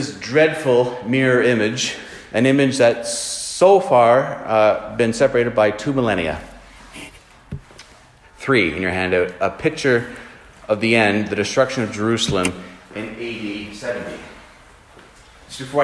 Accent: Canada; as Christians living in 2023, as Canadian Christians

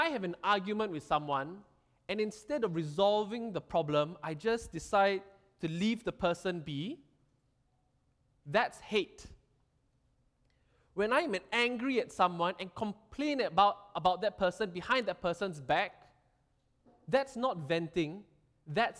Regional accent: Singapore; Being Singaporean

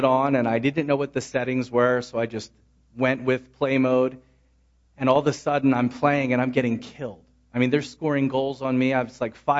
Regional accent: Philadelphia, Pennsylvania, United States; moved away; I grew up in Philadelphia

